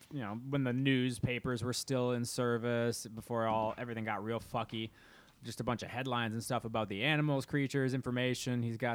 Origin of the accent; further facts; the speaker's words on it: Midwest, United States; We're from the Midwest.